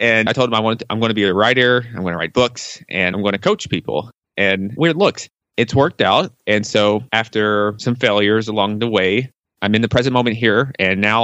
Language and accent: English; Nashville, Tennessee, United States; I'm born and raised in Nashville, Tennessee